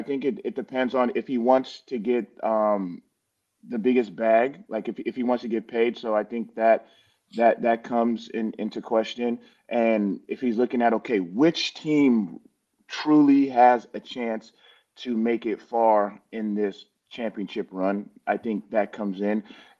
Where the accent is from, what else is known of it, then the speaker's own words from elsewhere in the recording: Arizona, United States; I grew up here in Arizona.